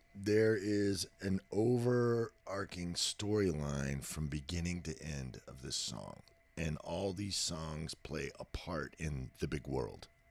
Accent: Texas, United States; I was born in Texas. I'm a native.

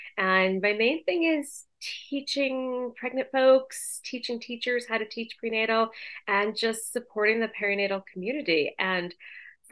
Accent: outside of Boston, Massachusetts, United States; moved away as an adult; also born or lived in New York; I grew up in outside of Boston. I went to school in Boston and New York, and then I lived in New York.

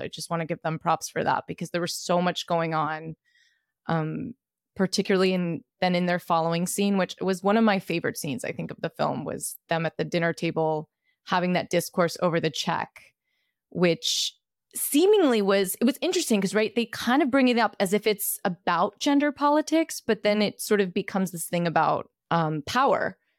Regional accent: New York, United States; I'm a Brooklyn native

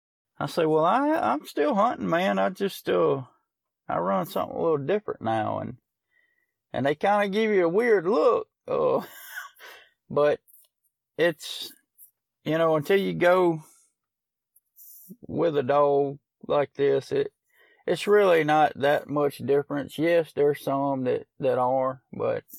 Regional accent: Smithdale, Mississippi, United States; from Smithdale, Mississippi. Just enjoy living a little tree dog life from time to time and working like everybody else. And I've lived in Amick County all my life, 43 years old now

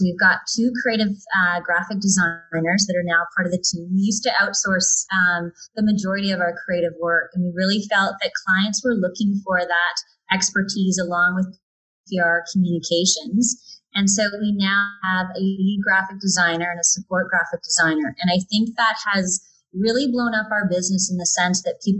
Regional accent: Calgary, Alberta, Canada; I grew up around the Fish Creek area

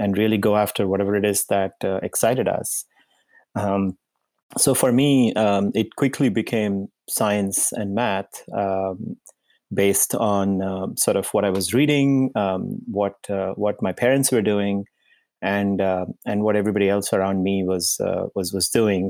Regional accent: India; moved away as an adult; also born or lived in Indiana, United States / Massachusetts, United States; I was born in India, and I, uh, spent, uh, the first part of my life until my, um, undergraduate degree, uh, in India.

